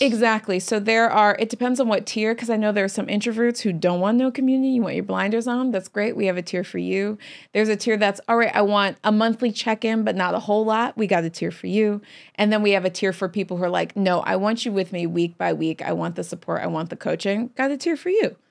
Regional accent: Chesterfield, Missouri, United States; moved away; also born or lived in Long Beach, California; I was born in Long Beach, California, okay. but uh, we moved to Chesterfield, Missouri

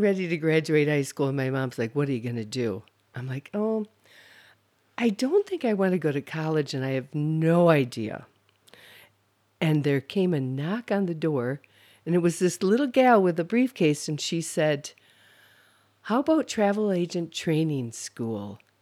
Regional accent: Holland, Michigan, United States; moved away; also born or lived in Grand Rapids, Michigan; I'm from the Holland-Zeeland area.

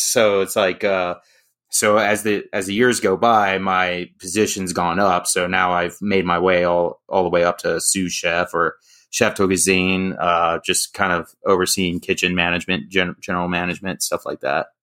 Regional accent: Sterling, Virginia, United States; also born or lived in Berryville, Virginia; I grew up in Sterling, and over the years, I just keep moving further and further west.

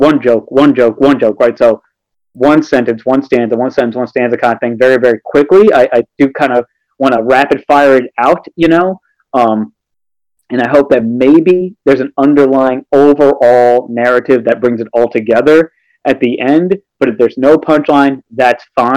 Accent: New York City, New York, United States; also born or lived in Brooklyn; now in Albany, United States; growing up in New York City, around a lot of black people

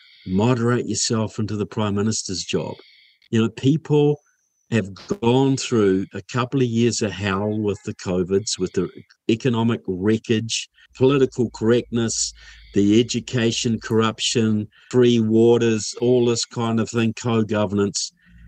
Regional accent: Kaiapoi, Canterbury, New Zealand; now in Florida, United States; I grew up in Kaiapoi. Norman Kirk was our mayor once, you know.

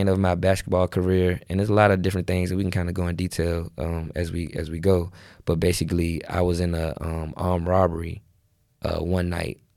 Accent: Richmond, Virginia, United States; I'm from Richmond, Virginia, mm-hmm. uh, inner city, um, you know, and everything that comes with the inner city, you know, the hood, drugs, mm-hmm. killing.

